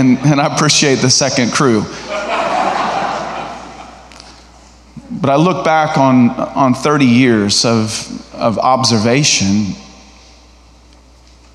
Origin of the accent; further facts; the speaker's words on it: Nebraska, United States; moved away as an adult; now in Arkansas, United States; I'm from Nebraska